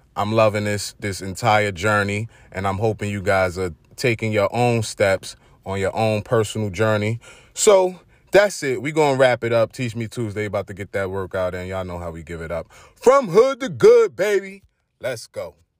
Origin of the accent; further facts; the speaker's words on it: New York City, New York, United States; accent: Brooklyn; my Brooklyn accent